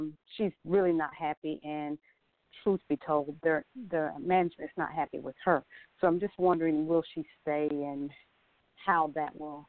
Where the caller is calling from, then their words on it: Atlanta, Georgia, United States; I'm calling from Atlanta